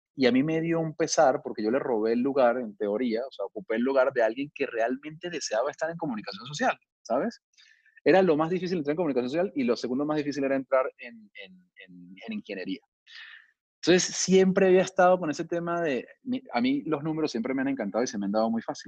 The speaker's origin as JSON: {"language": "Spanish", "country": "Venezuela", "tie": "born or raised there", "also_born_or_lived": "Miami, United States / Brazil", "moved": "as an adult", "lives_now": "Mexico", "said": "soy venezolano de nacimiento, pero tengo ya muchos años radicado en México"}